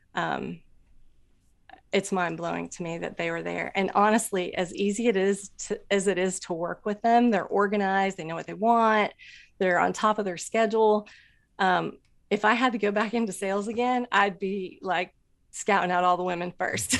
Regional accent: Anderson, Indiana, United States; I grew up in Indiana, Anderson, Indiana

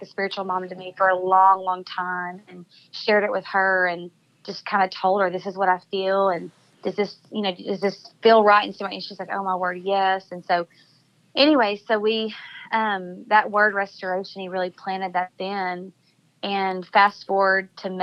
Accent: El Dorado, Arkansas, United States; the hometown that I talked about at the beginning of the podcast that I grew up in El Dorado, Arkansas

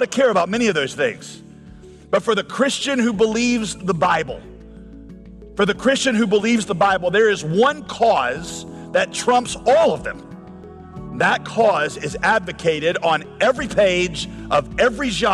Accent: United States; as an American

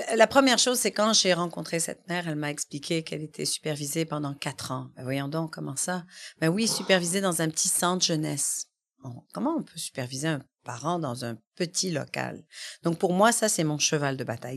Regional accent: Quebec, Canada; je suis arrivée ici quand j'étais bébé. Mm-hmm. Et euh, voilà, j'ai grandi au Québec

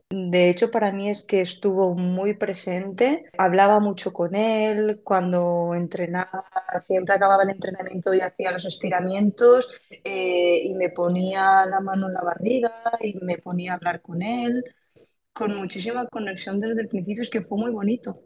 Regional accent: Cheste, Valencian Community, Spain; moved away as an adult; now in Barcelona, Spain; soy de Valencia, de un pueblecito que se llama Cheste

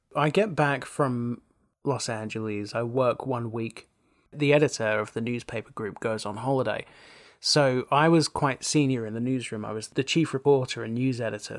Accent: South Essex, East of England, United Kingdom; growing up in South Essex

